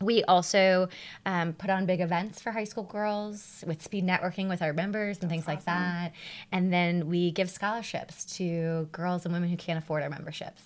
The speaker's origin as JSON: {"language": "English", "town": "St. Louis", "region": "Missouri", "country": "United States", "tie": "born or raised there", "also_born_or_lived": "Denver", "said": "I grew up in St. Louis, born and raised"}